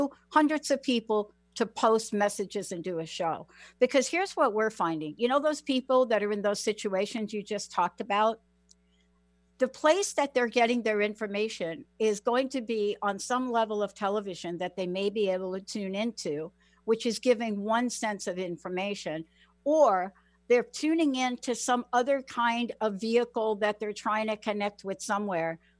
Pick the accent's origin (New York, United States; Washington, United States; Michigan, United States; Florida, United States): New York, United States; moved away as an adult; now in Seattle, United States; I was brought up in the Bronx